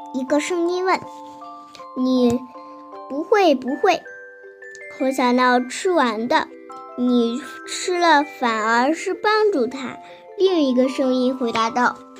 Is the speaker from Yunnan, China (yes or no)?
no; Binzhou, Shandong, China; 今年八岁了。我来自山东省滨中市珏名县